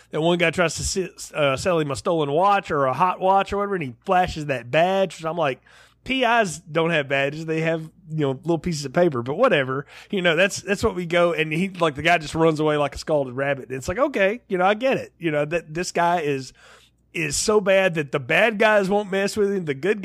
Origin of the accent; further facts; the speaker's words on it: the South, United States; I grew up in the South